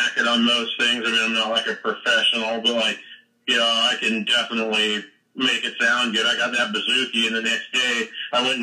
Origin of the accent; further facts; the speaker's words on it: Centerville, Utah, United States; also born or lived in Salt Lake City, Utah; I've been here my whole life. It's just kind of born and raised in Utah.